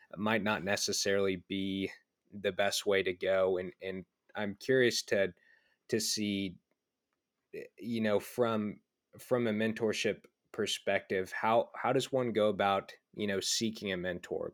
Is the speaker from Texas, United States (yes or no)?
yes; Dallas, Texas, United States; I'm from Dallas, Texas, originally